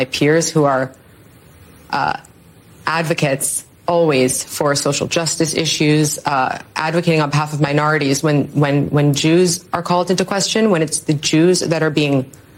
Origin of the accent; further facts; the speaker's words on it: New York, United States; I'm from New York.